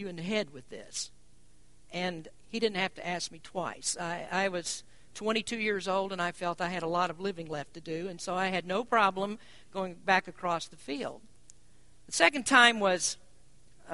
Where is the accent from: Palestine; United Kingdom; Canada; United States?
United States; Kentucky; I'm from Kentucky